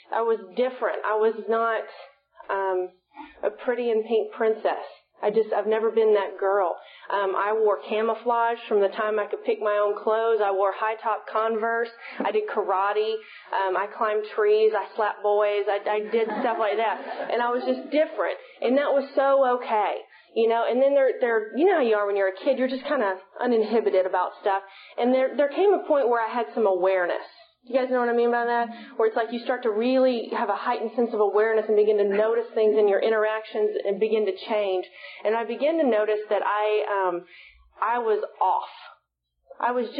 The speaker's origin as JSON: {"language": "English", "town": "Sulphur Springs", "region": "Texas", "country": "United States", "tie": "born or raised there", "said": "I'm from East Texas originally. I'm from Sulphur Springs"}